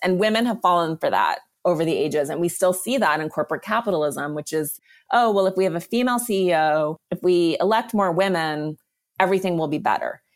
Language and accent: English; Montana, United States; now in Los Angeles, United States; I am from Montana and I've been going back a lot to ride horses. I grew up riding horses